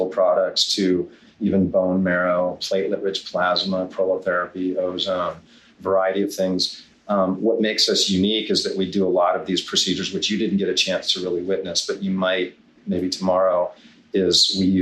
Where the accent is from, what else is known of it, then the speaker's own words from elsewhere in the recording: Hawaii, United States; also born or lived in Kailua, Hawaii; now in Siesta Key, Florida, United States; I'm originally from Hawaii. I grew up